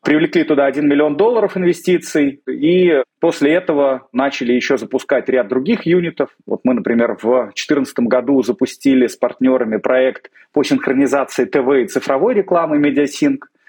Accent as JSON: {"language": "Russian", "region": "Moscow", "country": "Russia", "tie": "born or raised there", "said": "Я родился в Москве"}